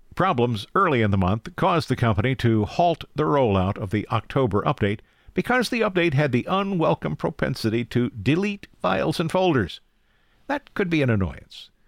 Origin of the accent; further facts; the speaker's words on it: Logan County, Ohio, United States; my hometown's Logan County